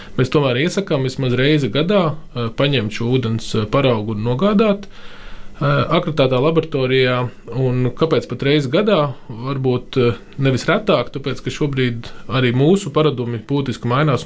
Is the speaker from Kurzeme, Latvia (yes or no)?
yes; Liepāja, Kurzeme, Latvia; moved away as an adult; also born or lived in Riga; mans personīgais piemērs ir visu bērnību dzīvojot Liepājā